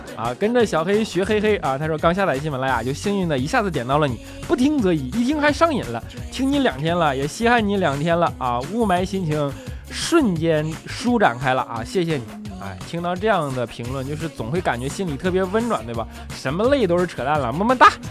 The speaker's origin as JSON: {"language": "Chinese", "region": "Northeast China", "country": "China", "said": "东北人啊，性格都要相对火爆一些"}